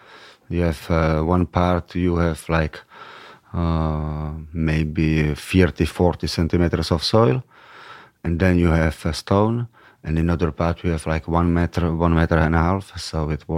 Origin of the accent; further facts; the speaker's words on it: Czechia; English is a second language; now in France; because they didn't know from which galaxy it's the Czech Republic. So it was easier. Yeah. If I was Parisian from Paris, it would be much more difficult, I think.